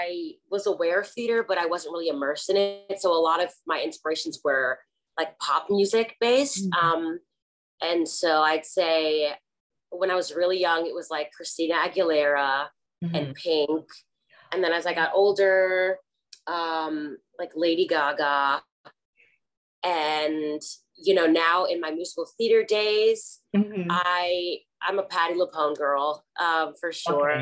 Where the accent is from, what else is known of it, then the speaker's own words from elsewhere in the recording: Boston, Massachusetts, United States; I grew up in Boston